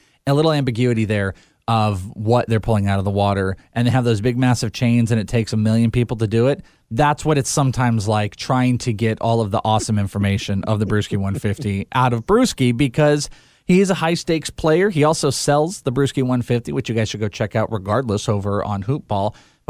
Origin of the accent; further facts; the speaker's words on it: Wales, United Kingdom; I am Welsh.